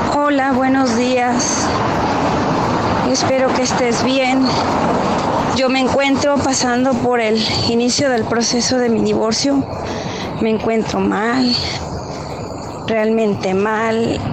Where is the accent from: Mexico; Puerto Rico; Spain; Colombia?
Mexico; Michoacán; now in Indianapolis, United States; Me encuentro por ahora en Indianápolis, pero soy michoacana de corazón.